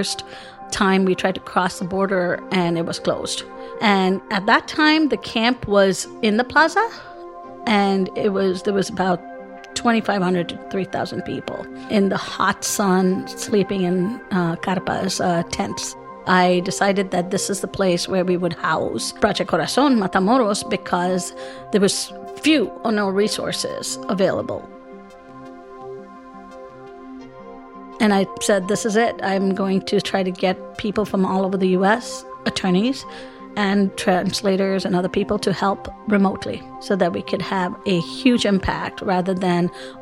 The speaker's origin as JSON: {"language": "English", "country": "India", "also_born_or_lived": "Wisconsin / Rio Grande Valley, Texas", "moved": "as an adult", "lives_now": "United States", "said": "I'm originally from India. I immigrated to the U.S. in the 80s as a student"}